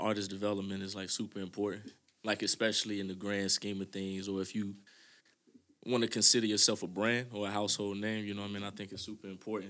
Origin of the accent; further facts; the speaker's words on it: P-Town, South Side, Virginia, United States; I'm from the South Side. That's 75, as I like to say. Out here in hometown, P-Town.